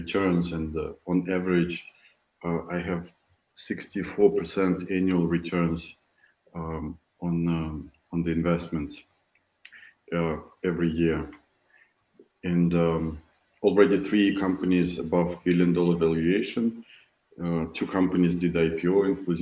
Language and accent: English; Moscow, Russia; moved away as an adult; now in Silicon Valley, United States; I'm originally from Moscow, Russia. I moved to Silicon Valley 6 years ago.